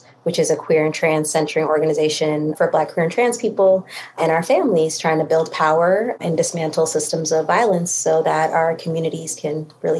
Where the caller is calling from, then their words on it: Minneapolis, Minnesota, United States; I'm calling in from Minneapolis, Minnesota, and I'm an organizer here